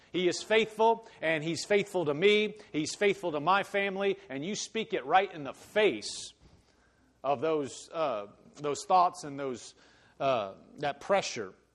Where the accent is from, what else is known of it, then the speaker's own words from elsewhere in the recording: Omaha, Nebraska, United States; moved away; I came from Nebraska, but you know, I came from Omaha, so it's it's a city.